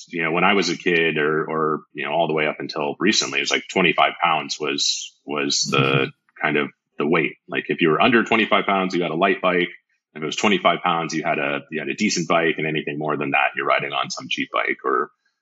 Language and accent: English; Arizona, United States; I'm from Arizona